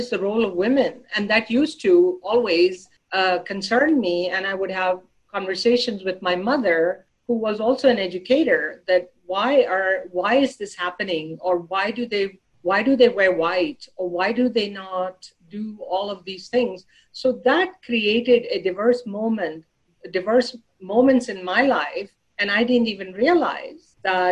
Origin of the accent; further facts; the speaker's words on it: Pakistan; moved away as an adult; now in United States; Growing up in Pakistan, I was raised in Catholic schools all my life